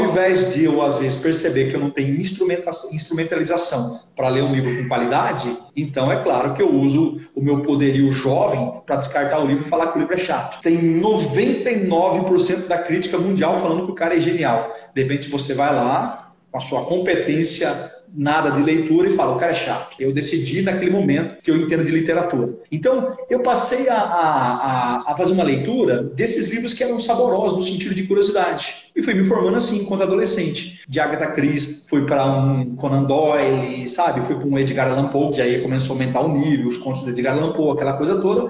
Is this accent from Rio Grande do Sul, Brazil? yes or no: no; interior of São Paulo, Brazil; accent: interior paulista (caipira, retroflex r as in "porta"); also born or lived in Assis; eu sou paulistano de nascimento, fui criado no interior, daí o sotaque, o porta